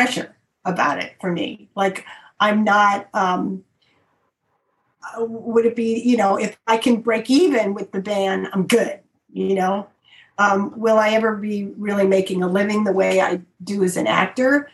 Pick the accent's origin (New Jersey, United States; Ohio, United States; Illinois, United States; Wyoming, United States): Illinois, United States; Chicago; I come from Chicago, which has got a lot of the blues